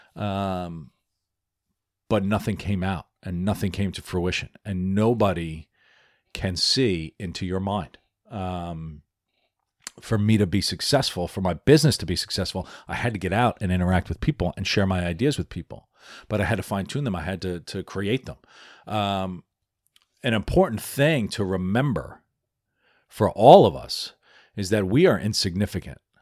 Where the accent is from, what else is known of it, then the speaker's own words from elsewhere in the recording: New York City, New York, United States; also born or lived in Philadelphia / Washington, D.C.; I'm an Irish American. Uh, I live in New York, right? It's I was born in the Bronx.